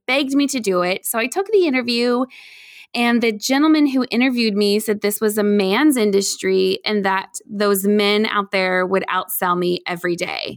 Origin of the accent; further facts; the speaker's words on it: Indiana, United States; also born or lived in Chicagoland area / Noblesville, Indiana; I, um, am born and raised in Indiana, so I'm here in the cornfields and the soybeans